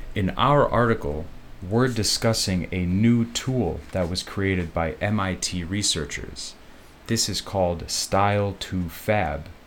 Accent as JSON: {"language": "English", "town": "Chicago", "region": "Illinois", "country": "United States", "moved": "yes", "lives_now": "Taoyuan, Taiwan", "said": "I am from Chicago and I got my degree in computer science."}